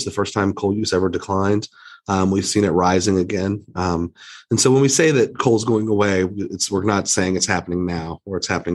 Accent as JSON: {"language": "English", "region": "West Virginia", "country": "United States", "tie": "born or raised there", "said": "I grew up in West Virginia"}